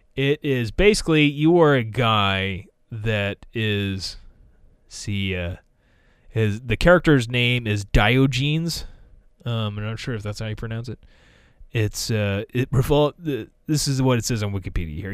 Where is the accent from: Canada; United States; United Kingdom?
United States